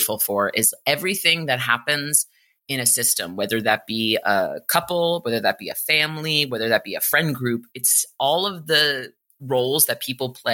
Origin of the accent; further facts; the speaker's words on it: New York City, New York, United States; I grew up in New York City.